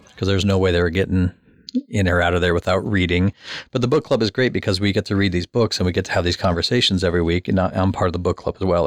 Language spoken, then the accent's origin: English; Omaha, Nebraska, United States; I grew up in South Omaha and I grew up fighting people every day